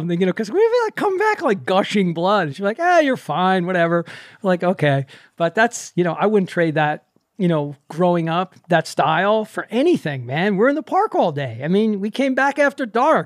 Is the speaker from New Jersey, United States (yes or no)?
yes; Maplewood, New Jersey, United States; I grew up in Maplewood, South Orange.